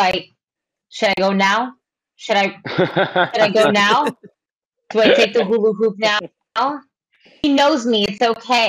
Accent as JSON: {"language": "English", "town": "New York City", "region": "New York", "country": "United States", "tie": "born or raised there", "also_born_or_lived": "Bronx", "said": "I was born and raised in Brooklyn"}